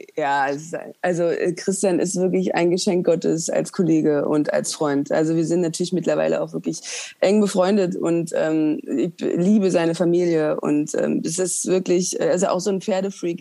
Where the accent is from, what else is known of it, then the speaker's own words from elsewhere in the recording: East Germany, Germany; Wir kommen beide aus dem Osten